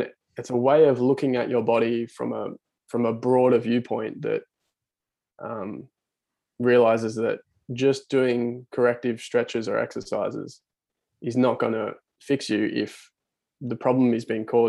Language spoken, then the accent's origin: English; Central Coast, New South Wales, Australia; moved away as an adult; now in Newcastle, Australia; I'm originally from the Central Coast, moved to Newcastle